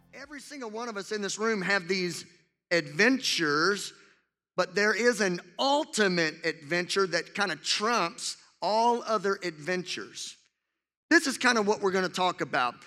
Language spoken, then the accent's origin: English; Louisiana, United States; two of my absolute best friends that I grew up with in, in my hometown in Louisiana